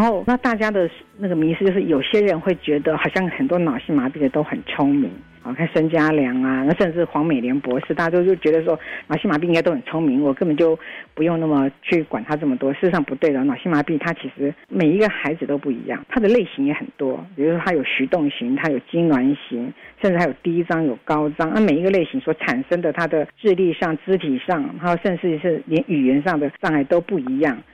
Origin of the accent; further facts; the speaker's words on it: Taiwan; 我们台湾人民都应该珍惜我们的台湾